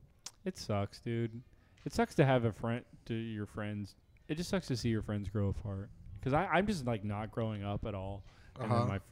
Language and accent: English; North Carolina, United States; moved away; also born or lived in Atlanta; I'm from North Carolina, too.